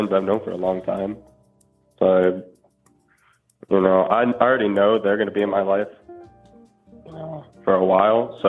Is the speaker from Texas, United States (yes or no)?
yes; Houston, Texas, United States; moved away as an adult; also born or lived in Baton Rouge, Louisiana; now in Indiana, United States; I was born in Baton Rouge. Lived there for like 7 years, and then I moved to Houston.